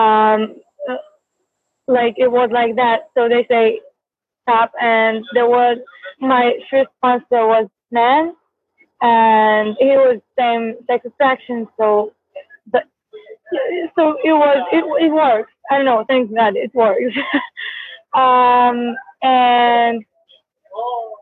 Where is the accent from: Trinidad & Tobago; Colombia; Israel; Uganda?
Israel; I'm from Israel.